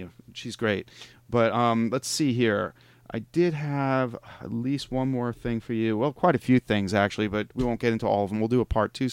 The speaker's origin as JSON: {"language": "English", "region": "New York area", "country": "United States", "said": "I'm from the New York area"}